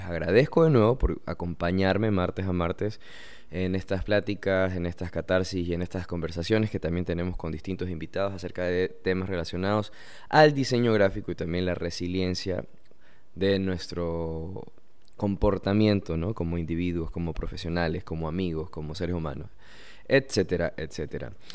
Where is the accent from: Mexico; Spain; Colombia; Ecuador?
Ecuador; yo soy de Ecuador